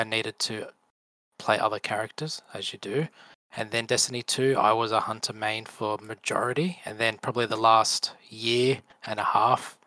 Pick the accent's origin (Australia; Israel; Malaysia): Australia; I'm Australian.